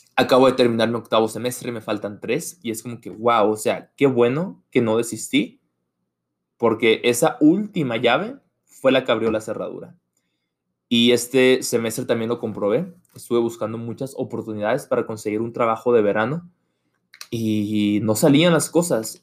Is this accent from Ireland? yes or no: no; Mexico; moved away as an adult; now in United States; soy estudiante internacional de México en Estados Unidos